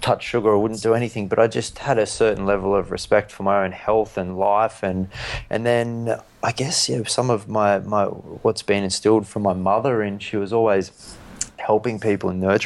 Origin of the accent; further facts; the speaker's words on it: Newcastle, New South Wales, Australia; me as a 13-year-old kid growing up in Newcastle